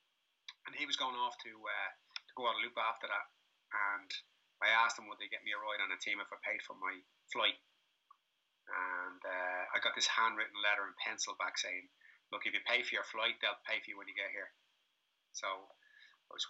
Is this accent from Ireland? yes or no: yes; Dublin, Leinster, Ireland; now in Lagos, Portugal; I grew up in Crumlin in the 80s